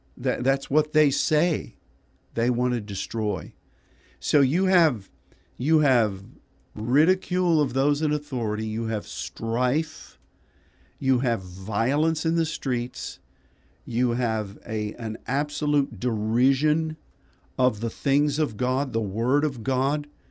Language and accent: English; Pittsburgh, Pennsylvania, United States; when I grew up in Pittsburgh